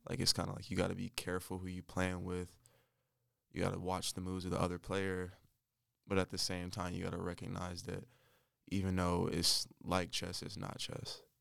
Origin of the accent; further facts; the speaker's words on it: Winston-Salem, North Carolina, United States; also born or lived in Michigan / Charlotte, North Carolina; I'm from Michigan, but I moved to North Carolina when I was nine